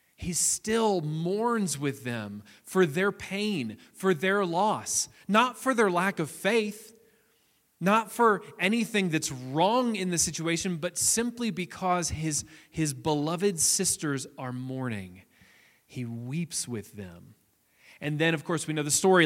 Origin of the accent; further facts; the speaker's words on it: near Nashville, Tennessee, United States; I grew up near Nashville, Tennessee